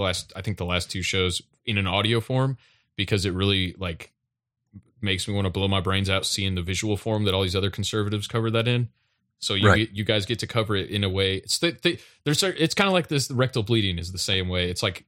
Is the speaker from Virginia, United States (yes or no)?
no; Tennessee, United States; We are vacationing right now in Honolulu. But we are actually from Tennessee.